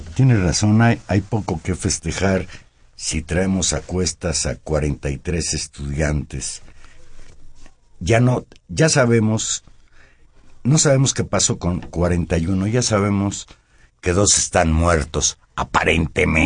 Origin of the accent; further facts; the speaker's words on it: Mexico; nosotros somos mexicanos que queremos mucho a México